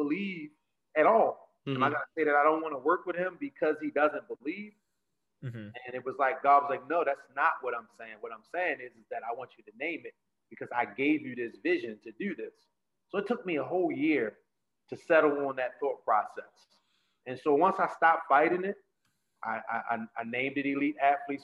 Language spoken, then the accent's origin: English; Baltimore, Maryland, United States; Growing up in Baltimore City